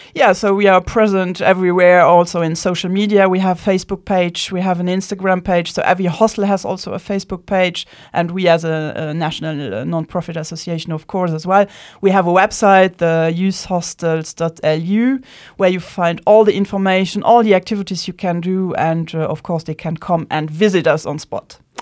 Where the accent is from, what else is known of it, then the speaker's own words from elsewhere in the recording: Luxembourg; first language Luxembourgish; English is a second language; I was born in Luxembourg, so I'm a Luxembourgish native